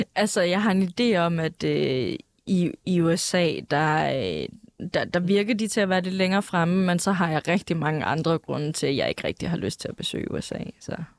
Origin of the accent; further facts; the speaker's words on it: Greenland; jeg er grønlænder